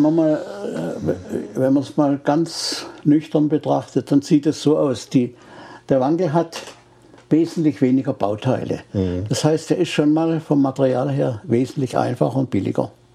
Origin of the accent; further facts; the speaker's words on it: Freiburg, Baden-Württemberg, Germany; ich komme ja aus Freiburg.